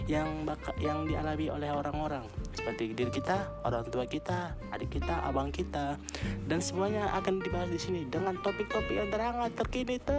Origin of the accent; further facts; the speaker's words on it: Medan, North Sumatra, Indonesia; aku berasal dari Medan Umurku 20 years old